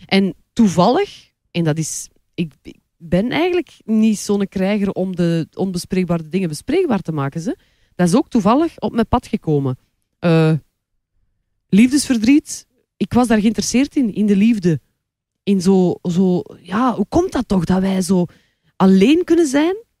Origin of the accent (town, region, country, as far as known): Kortrijk, Flanders, Belgium; moved away as an adult; now in Antwerp, Belgium